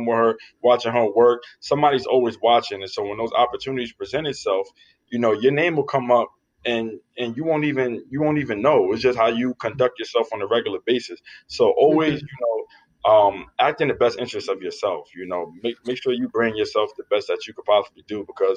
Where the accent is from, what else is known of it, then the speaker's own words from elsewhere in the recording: New York City, New York, United States; moved away as an adult; also born or lived in Selinsgrove, Pennsylvania; I come from the Bronx, New York